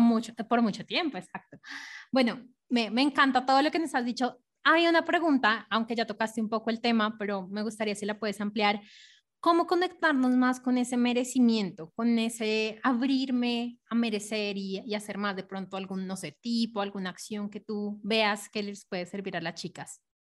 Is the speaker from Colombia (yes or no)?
yes; Colombia; nací eh, en Colombia